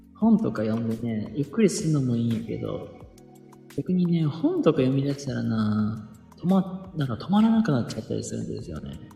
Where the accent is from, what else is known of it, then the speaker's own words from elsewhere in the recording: Kansai, Japan; 僕も関西人なんですよ